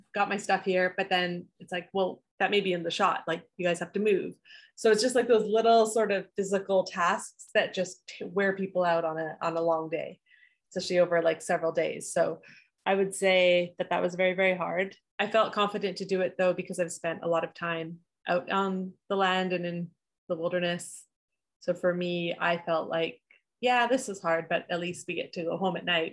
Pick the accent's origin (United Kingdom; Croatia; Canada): Canada; Edmonton, Alberta; I was born in Edmonton